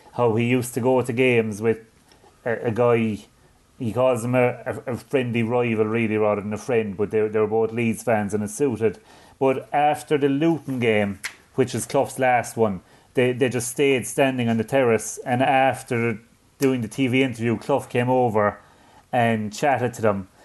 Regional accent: Ireland; I'm not just saying that as an Irishman

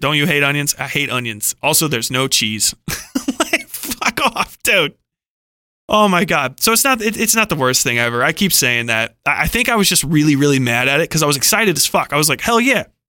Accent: Cincinnati, Ohio, United States; I'm from Cincinnati, Ohio

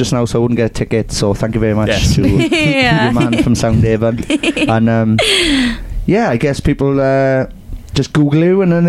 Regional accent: Merthyr Tydfil, Wales, United Kingdom; I'm from Merthyr Tydfil.

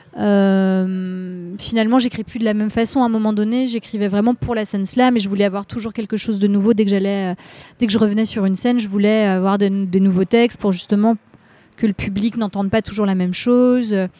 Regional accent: Rennes metropolitan area, Brittany, France; moved away as an adult; now in Paris, France; je, suis née à Rennes. J'ai grandi dans, un petit, dans une petite ville dans la métropole rennaise et je suis restée dans ce coin-là jusqu'à mes 20 ans où après je suis arrivée à à Paris

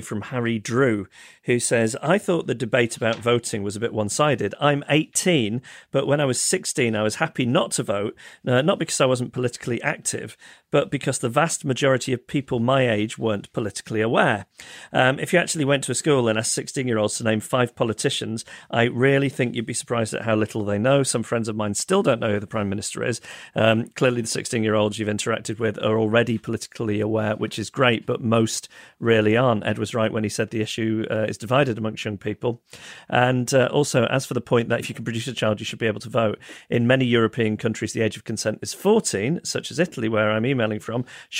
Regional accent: Ireland; now in United Kingdom; I'm from Ireland, but live in the UK. In the Republic of Ireland, we had mandatory civics classes from the ages of 12 to 15

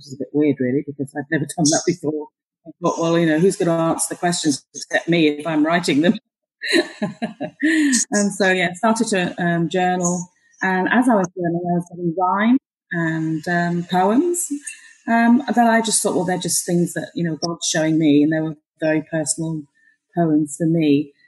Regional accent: Malaysia; born there; I was born in Malaya, so I speak the Queen's English, darling.

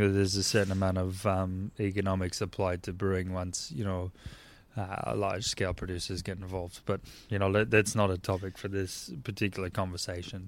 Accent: northern Indiana, United States; moved away; also born or lived in Chicago; I grew up in Indiana, northern part of Indiana, and right outside of Chicago

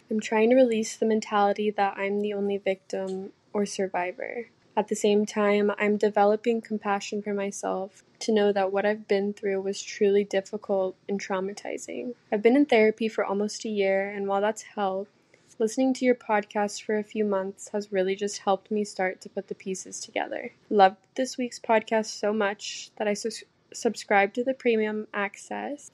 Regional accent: Arkansas, United States; I'm from Arkansas

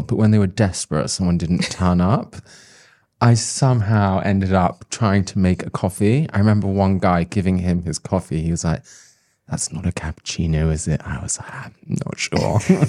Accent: South West England, United Kingdom; Well, I grew up in Somerset, so it was always cider in a field somewhere.

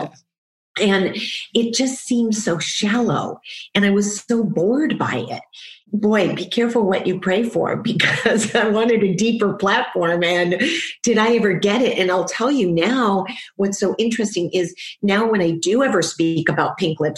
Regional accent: Detroit, Michigan, United States; a little girl growing up in Detroit

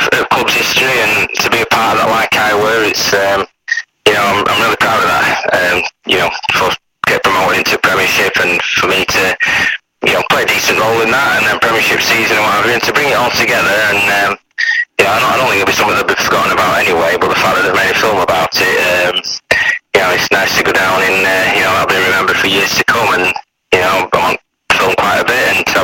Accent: Doncaster, Yorkshire and the Humber, United Kingdom; also born or lived in Barnsley; I come from Doncaster, but my dad worked at Askham Pit for 30 years

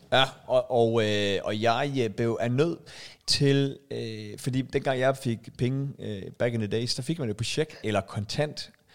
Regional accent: Aalborg, North Denmark Region, Denmark; now in Zealand, Denmark; vi er jo fra Aalborg

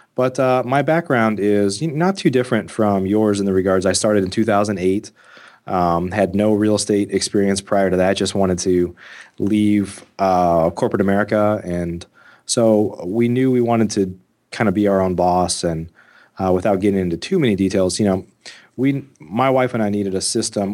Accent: Midwest, United States; I grew up in the Midwest

